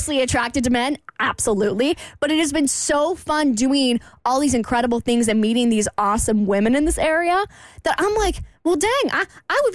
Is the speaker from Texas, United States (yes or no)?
no; Jacksonville, Florida, United States; moved away as an adult; I come from Jacksonville. That's where I grew up